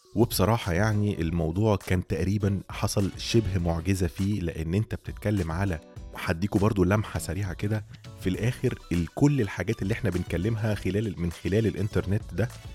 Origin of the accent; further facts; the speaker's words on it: Egypt; عندنا في مصر